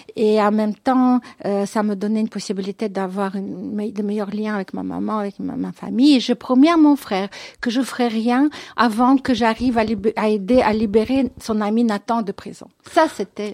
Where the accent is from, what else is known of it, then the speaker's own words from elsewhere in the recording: Moscow, Russia; moved away as an adult; now in Belgium; Je suis née euh, à, Moscou, dans, dans l'ancienne Union soviétique